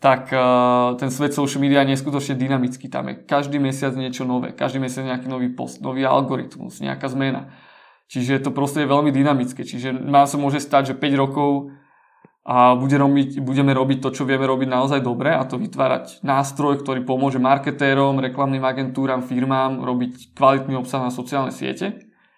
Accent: Slovakia; also born or lived in Denmark / United States; som odišiel zo Slovenska do Dánska študovať

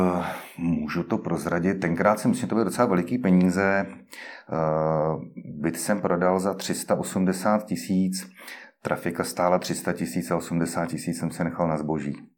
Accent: Liberec, Liberec Region, Czechia; u nás v Liberci

